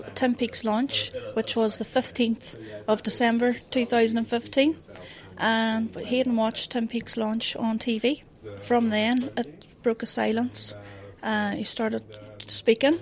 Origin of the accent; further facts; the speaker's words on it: Northern Ireland, United Kingdom; I'm actually from Northern Ireland